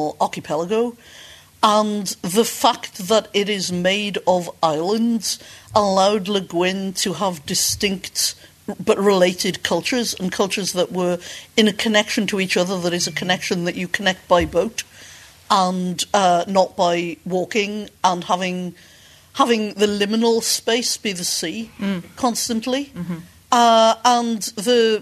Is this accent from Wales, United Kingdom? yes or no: yes; Wales, United Kingdom; moved away as an adult; now in Canada; I'm from Wales, which is part of an island